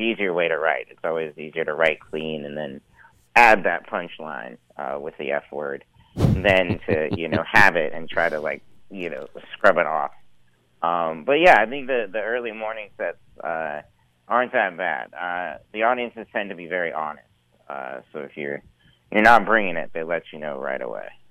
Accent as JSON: {"language": "English", "town": "Missoula", "region": "Montana", "country": "United States", "tie": "born or raised there", "said": "I grew up in uh, western Montana, in Missoula, the Missoula area"}